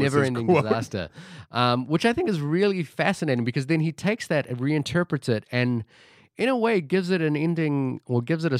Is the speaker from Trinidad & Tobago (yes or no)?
no; Fiji; born there; moved away; also born or lived in Australia / New Zealand; again, I was born in Fiji, moved to Australia, then New Zealand, and I am of Indian heritage.